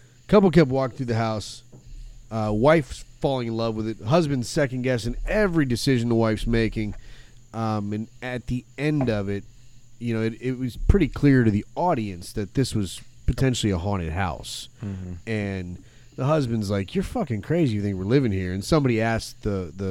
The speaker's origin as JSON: {"language": "English", "town": "Flint", "region": "Michigan", "country": "United States", "tie": "born or raised there", "moved": "yes", "said": "I was in Flint actually"}